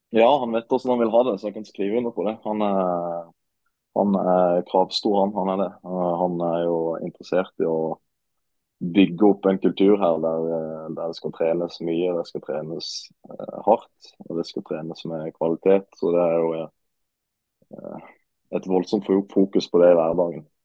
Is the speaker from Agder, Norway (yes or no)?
yes; Marnardal, Agder, Norway; also born or lived in Sandnes; now in Ålesund, Norway; Julaften den tilbringes hjemme i Marnardal sammen med, med, mor og far